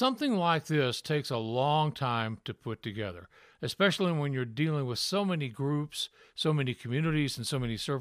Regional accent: Memphis, Tennessee, United States; growing up in Memphis, Tennessee

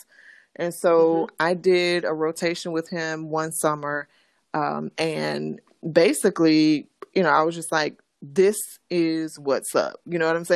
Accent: South Bay, Florida, United States; also born or lived in Tallahassee, Florida; I'm from actually a small city called South Bay. It's in Florida, Western Palm Beach County. Mm-hmm. And so, yes, I grew up in South Florida.

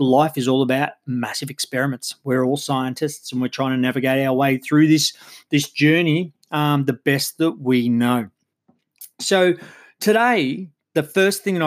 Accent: Geelong, Victoria, Australia; I come from Geelong in Australia

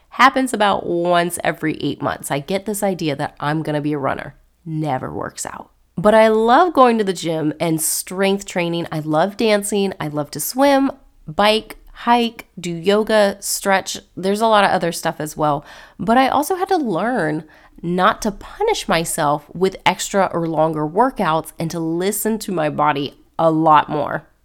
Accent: Cocoa Beach, Florida, United States; also born or lived in North Carolina / Savannah, Georgia; I was born and raised in Florida, in the Cocoa Beach area

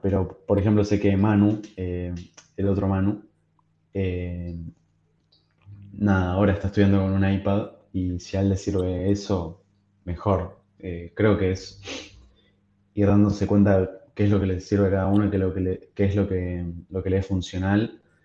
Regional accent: Argentina; somos tipo país de Sudamérica, que somos un país, no sé, que puedo decir que es tercermundista

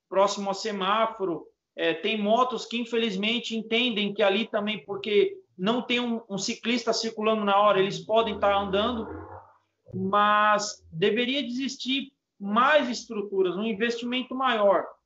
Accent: São Paulo, Brazil; poxa, eu sou aqui da Zona Leste, eu vou lá conhecer essa galera que luta pela bicicleta

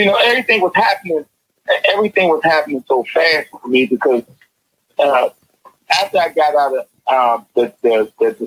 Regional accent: Washington, District of Columbia, United States; I was growing up in Paradise.

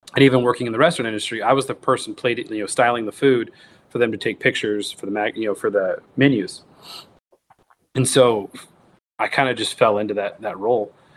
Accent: United States; growing up in the United States

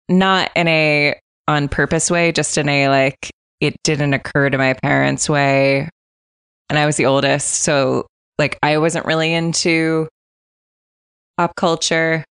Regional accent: United States; I'm American

